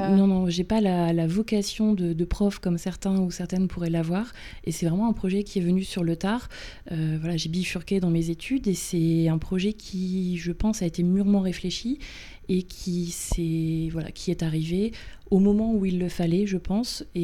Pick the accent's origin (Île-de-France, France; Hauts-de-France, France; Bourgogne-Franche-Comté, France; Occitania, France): Hauts-de-France, France; Bay of the Somme; also born or lived in Luxembourg / Amiens; J'ai grandi dans une famille euh, classique, traditionnelle, euh, euh, plutôt normale en campagne, en baie de Somme.